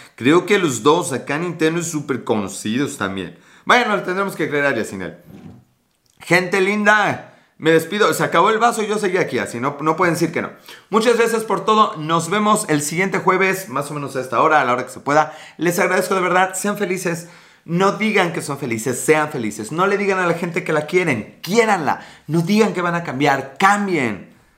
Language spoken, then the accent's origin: Spanish; Puebla, Mexico; Puebla, Puebla, México